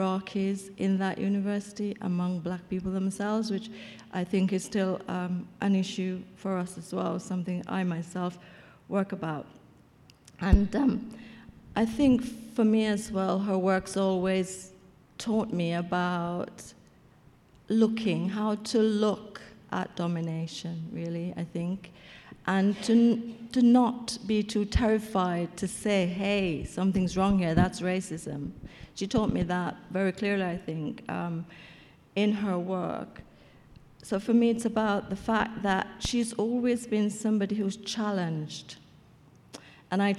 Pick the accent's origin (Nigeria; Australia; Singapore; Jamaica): Jamaica; I'm Jamaican